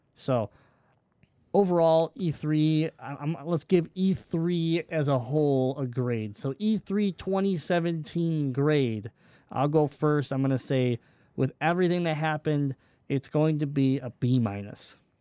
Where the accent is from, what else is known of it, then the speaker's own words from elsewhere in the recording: Detroit, Michigan, United States; we're from Michigan. We're from Detroit